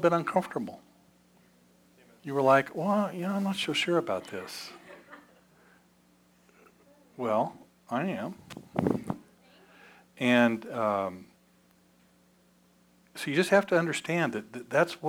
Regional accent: Evansville, Indiana, United States; This is Holy Rosary Catholic Church in Evansville, Indiana. Now, that was my home church growing up.

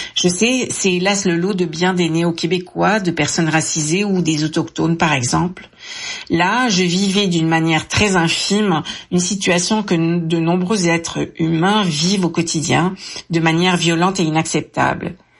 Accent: France; moved away; je suis née en France. Mon accent me trahit

